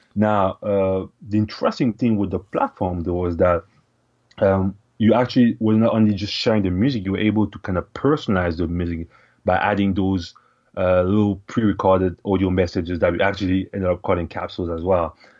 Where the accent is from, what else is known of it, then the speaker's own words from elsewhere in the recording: Cameroon; moved away as an adult; also born or lived in Ottawa, Canada; now in Canada; I was born and raised in Cameroon, which is, uh, in Central Africa